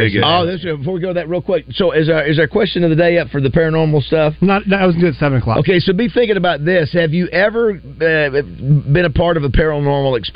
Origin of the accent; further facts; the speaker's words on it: Missouri, United States; I grew up turkey hunting in Missouri, where it's great hunting.